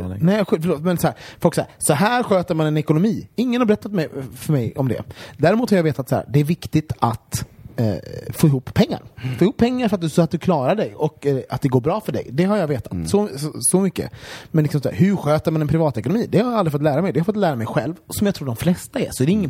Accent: Sweden

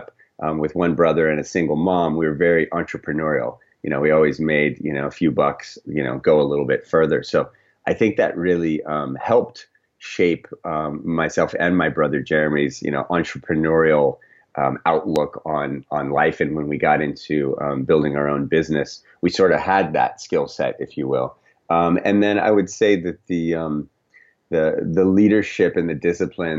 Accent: Scottsdale, Arizona, United States; also born or lived in Florida; now in Southern California, United States; when I was about 9 years old, we moved to Scottsdale, Arizona

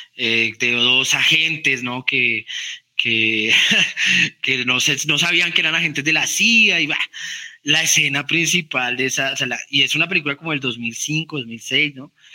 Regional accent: Colombia; a uno como colombiano

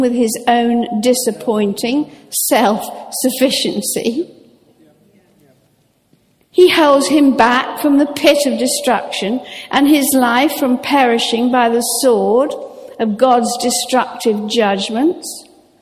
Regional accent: Norfolk, East of England, United Kingdom; I grew up sailing in Norfolk

